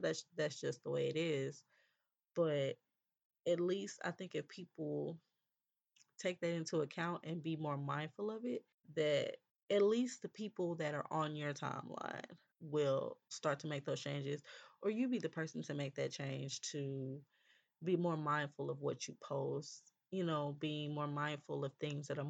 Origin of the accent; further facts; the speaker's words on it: California, United States; I'm from California